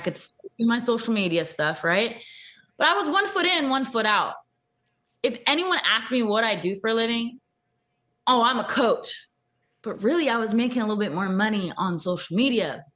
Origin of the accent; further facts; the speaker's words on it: Thousand Oaks, California, United States; That's my hometown, Thousand Oaks.